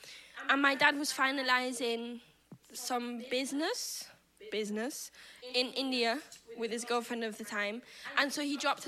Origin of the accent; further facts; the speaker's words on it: Manchester, North West England, United Kingdom; I was brought up in Manchester.